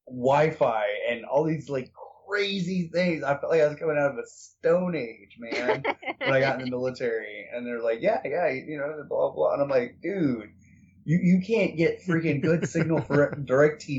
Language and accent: English; Pennsylvania, United States; born or raised there; moved away